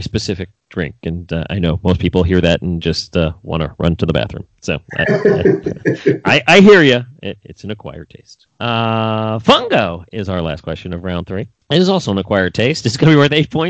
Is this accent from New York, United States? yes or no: yes; New York City, New York, United States; I'm from New York City